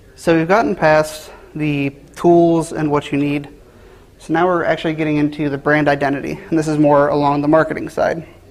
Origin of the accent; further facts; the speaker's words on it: Cincinnati, Ohio, United States; I was born and raised in Cincinnati, Ohio